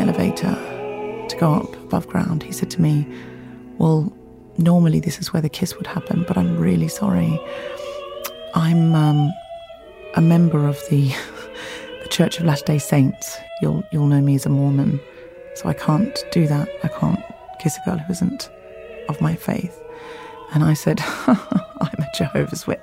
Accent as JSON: {"language": "English", "country": "Australia", "tie": "born or raised there", "moved": "yes", "said": "I was raised in Australia in a beach town"}